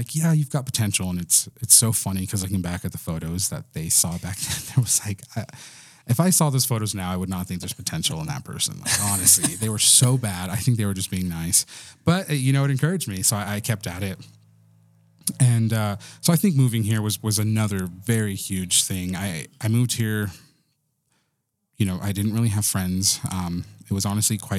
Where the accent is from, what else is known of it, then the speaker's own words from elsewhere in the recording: Silver City, New Mexico, United States; also born or lived in Texas; I was born in Texas, grew up in New Mexico, and grew up in this very small little town called Silver City.